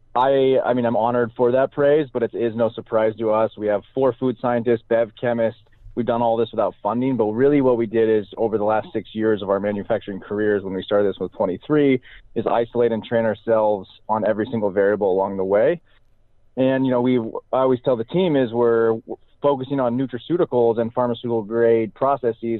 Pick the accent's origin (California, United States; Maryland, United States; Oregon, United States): Oregon, United States; Salem; I grew up in Salem, Oregon, which is in the heart of Oregon's Willamette Valley